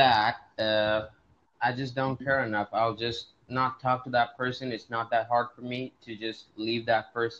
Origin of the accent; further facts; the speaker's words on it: India; I'm Indian actually